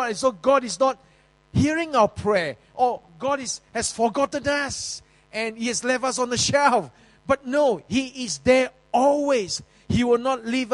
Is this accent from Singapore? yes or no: yes; Singapore; in the early days in Yio Chu Kang Road, I was living in Yio Chu Kang Kampong